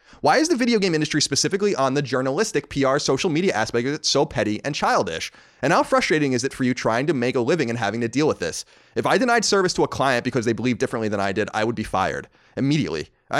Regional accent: New York, United States; accent: New York; Because I've lost my New York accent. It only comes out when I'm angry or upset

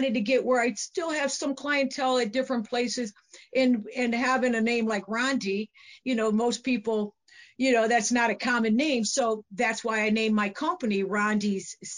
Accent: Aurora, Illinois, United States; also born or lived in Oswego, Illinois; I'm from Aurora, Illinois, originally, and my club is in Oswego

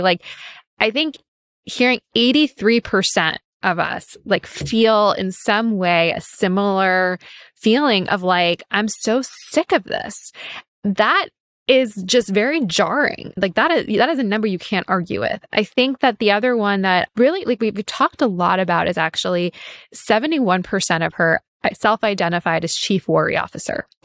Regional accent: New York City, New York, United States; I grew up in New York City

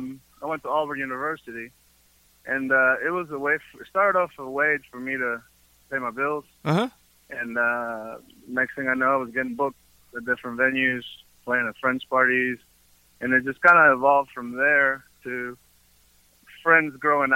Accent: Peru; He knew I was from Peru, so I became that brown guy.

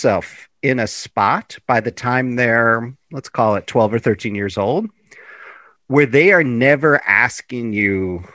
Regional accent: Chicago, Illinois, United States; in Chicago, which is my hometown

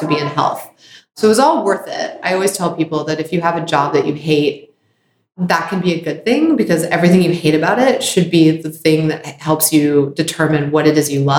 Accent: Baltimore, Maryland, United States; I grew up in Baltimore, Maryland. I'm an only child.

